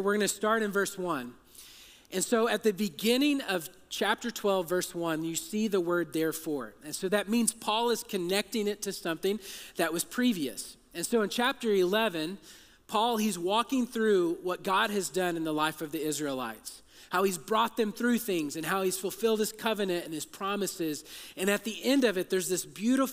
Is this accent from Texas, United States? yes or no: yes; Texas, United States; I'm from Texas